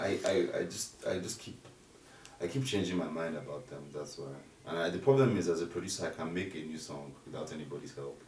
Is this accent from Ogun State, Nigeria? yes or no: yes; Ogun State, Nigeria; I'm from Ogun State